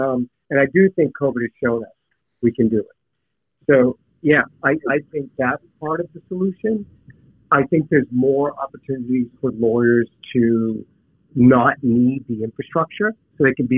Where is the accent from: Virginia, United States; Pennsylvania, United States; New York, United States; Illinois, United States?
Pennsylvania, United States; Pittsburgh; We grew up in Pittsburgh, and my son's in college, you know, right over the border in Ohio.